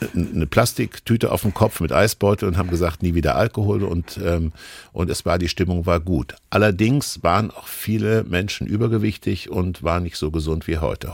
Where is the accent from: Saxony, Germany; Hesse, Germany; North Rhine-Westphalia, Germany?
Hesse, Germany; ich bin in Hessen groß geworden